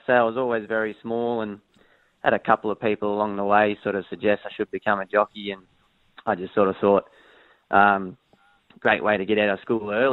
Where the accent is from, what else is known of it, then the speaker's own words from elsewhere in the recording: Sydney, New South Wales, Australia; also born or lived in Hong Kong; I grew up on the northern beaches of Sydney, just up there at Mona Vale